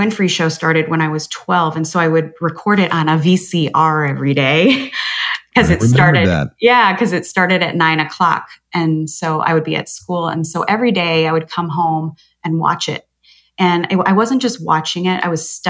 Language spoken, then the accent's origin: English; Chicago, Illinois, United States; I grew up in Chicago